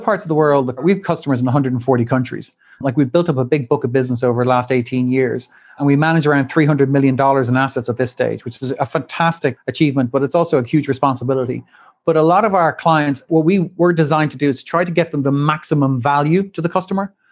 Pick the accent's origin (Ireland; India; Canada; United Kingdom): Ireland; moved away as an adult; also born or lived in Dublin / Wall Street, New York; returned back to my home country, Ireland, and to Dublin with my new wife